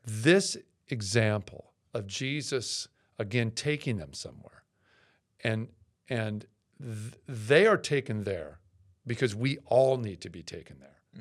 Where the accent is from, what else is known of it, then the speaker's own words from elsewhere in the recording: Seattle, Washington, United States; I grew up in Seattle